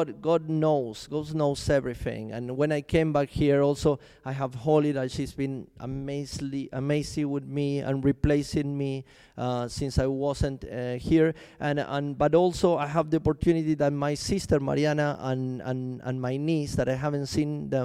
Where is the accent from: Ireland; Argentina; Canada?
Argentina; also born or lived in Chile; now in London, United Kingdom; I'm from Argentina, by the way, but I used to live in Chile before I came to London